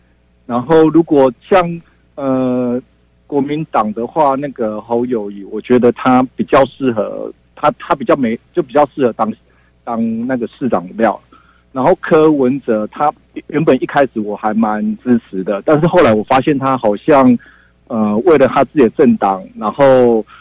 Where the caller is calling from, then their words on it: Taichung, Taiwan; 呃，辉文哥你好，我是台中的